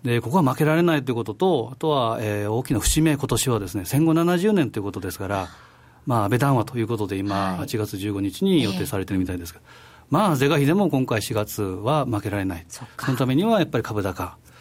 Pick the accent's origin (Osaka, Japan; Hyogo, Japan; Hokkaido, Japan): Osaka, Japan; moved away; 私のふるさと、西山さんもふるさとでも、まあ 大阪